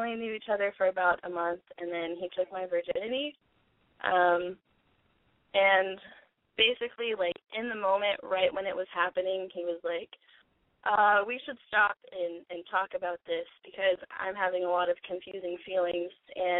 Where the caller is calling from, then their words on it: Portland, Oregon, United States; I'm calling from Portland. I'm a month and 5 days shy of 18.